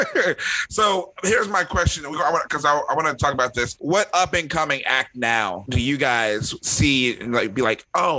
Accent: Philadelphia, Pennsylvania, United States; I'm from Philly

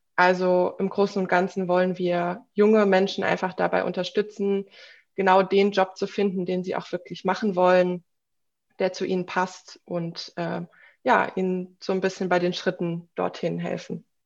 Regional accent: Offenbach am Main, Hesse, Germany; moved away as an adult; now in Berlin, Germany; ich komme ursprünglich aus Offenbach am Main in Hessen, bin dann nach dem ABI direkt nach Berlin gezogen

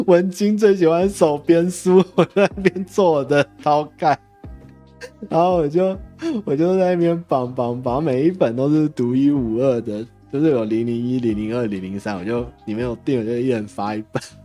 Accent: Taiwan; 我们台湾人

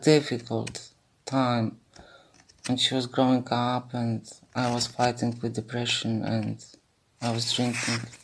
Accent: Warsaw, Masovian Voivodeship, Poland; I'm 58 old from Warsaw, Poland.

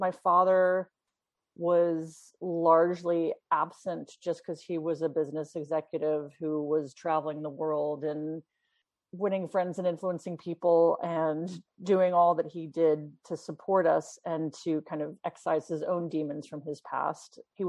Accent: London, United Kingdom; born there; Yeah, well, I was born in London, actually, and my mother was from Sweden and my father was a New Yorker.

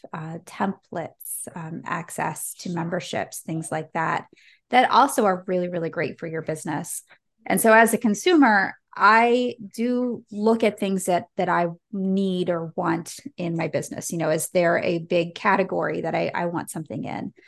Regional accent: United States; an American growing up with Black Friday

